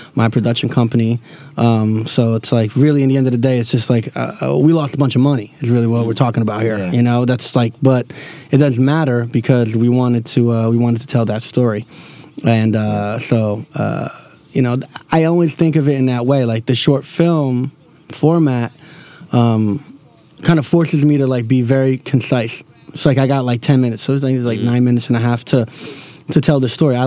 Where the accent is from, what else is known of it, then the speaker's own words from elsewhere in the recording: Newark, New Jersey, United States; we're all from Newark.